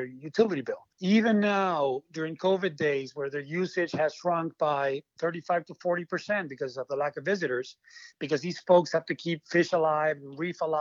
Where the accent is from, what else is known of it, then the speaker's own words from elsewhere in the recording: Argentina; moved away as an adult; now in Hawaii, United States; I am originally from Argentina. I moved to Hawaii when I was 20 years old.